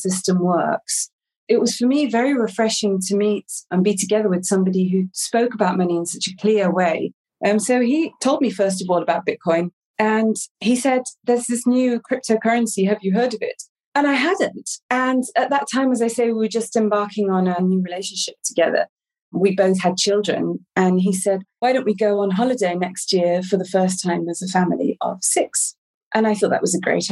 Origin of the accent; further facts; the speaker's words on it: England, United Kingdom; also born or lived in Amsterdam; now in Portugal; I'm originally English, but I've not lived in England for many, many years